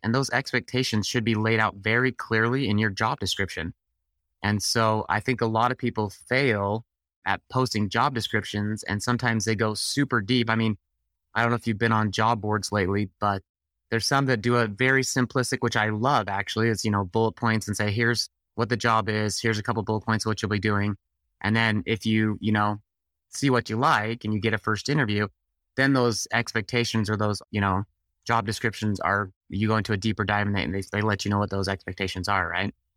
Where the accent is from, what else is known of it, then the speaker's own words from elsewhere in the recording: Utah, United States; I'm from Utah